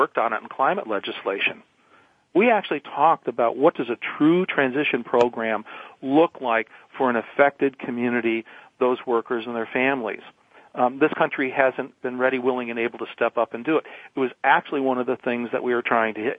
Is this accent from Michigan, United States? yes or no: yes; Detroit, Michigan, United States; moved away; also born or lived in Oregon; I grew up in Detroit.